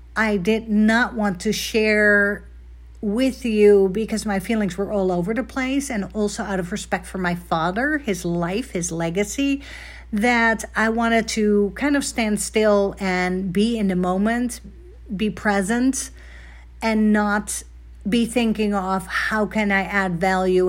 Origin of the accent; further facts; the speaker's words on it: Netherlands; moved away; I was obviously born and raised in Holland, the Netherlands